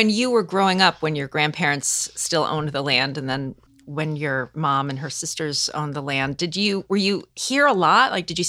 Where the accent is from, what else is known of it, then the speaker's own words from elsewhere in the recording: Vermont, United States; I grew up in Southern Vermont and I couldn't wait to leave.